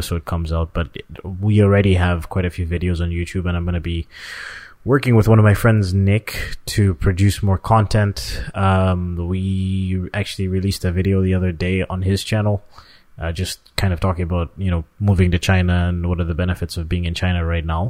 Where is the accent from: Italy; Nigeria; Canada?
Canada; we're both from Canada.